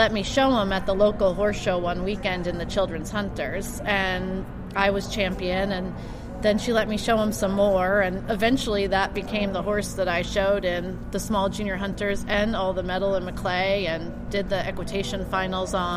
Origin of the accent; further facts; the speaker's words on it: Massachusetts, United States; moved away; I was born in Massachusetts